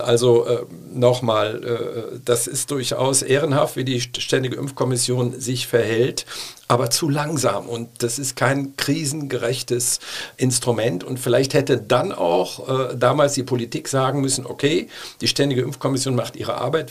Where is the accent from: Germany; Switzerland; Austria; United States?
Germany; Cologne, North Rhine-Westphalia; als stolzer Kölner